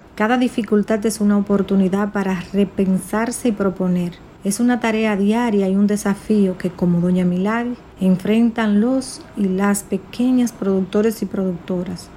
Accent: Mao, Valverde, Dominican Republic; nuestra ciudad y no solo de nuestra ciudad, sino de nuestra República Dominicana. Él también nos representa como dominicanos

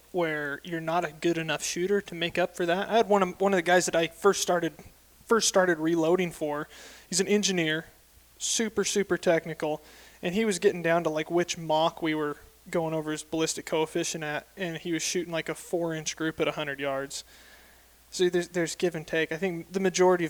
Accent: Ephraim, Utah, United States; I grew up in Ephraim, Utah, so right central part of the state

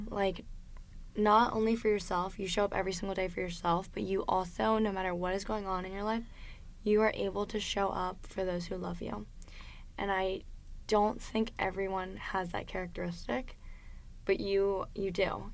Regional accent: Delaware, United States; moved away as an adult; now in South Florida, United States; I was born and raised in Delaware, and the first time that I ever moved out of the state of Delaware was when I came to school

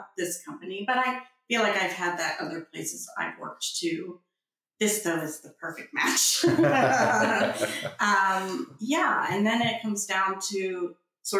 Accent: United States; now in United Kingdom; I'm American

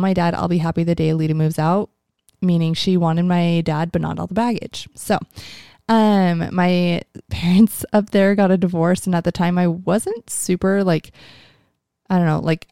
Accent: Mesa, Arizona, United States; I was born in Mesa, Arizona

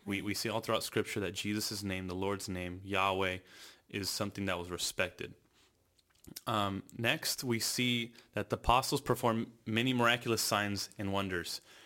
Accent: California, United States; born and raised in California

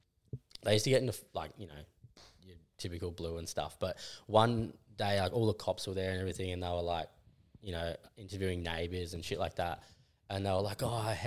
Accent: Rosebud, Victoria, Australia; I grew up in Rosebud, like at the front beach

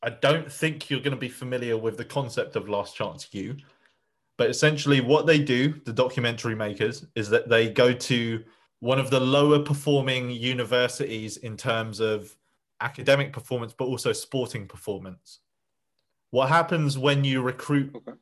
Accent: Essex, East of England, United Kingdom; my home region

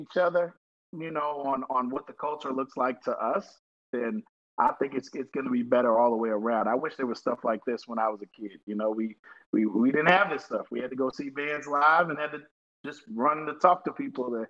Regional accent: North Carolina, United States; now in Atlanta, United States; I'm from North Carolina. North Carolina is my home state.

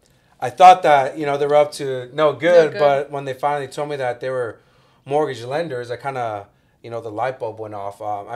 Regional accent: Santa Ana, California, United States; Right there on Cubden and Birch, where Lathrop and Franklin Elementary is at. I went to Franklin.

